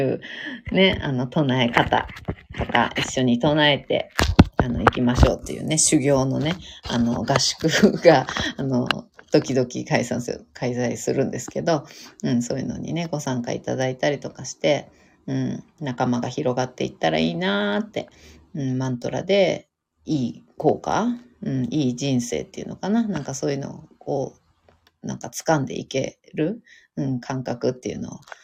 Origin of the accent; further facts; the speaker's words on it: Fukushima, Japan; accent: Fukushima dialect (Tohoku); 東北の福島のなまり出ますけど